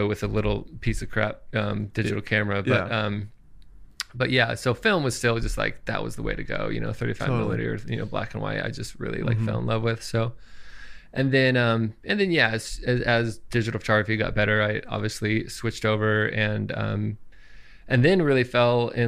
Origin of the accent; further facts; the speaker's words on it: Santa Cruz, California, United States; I am from Santa Cruz, California